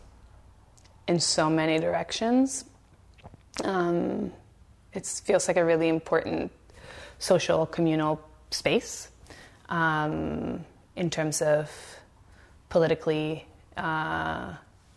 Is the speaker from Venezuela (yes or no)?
yes; Venezuela; moved away as an adult; now in Canada; I grew up in Venezuela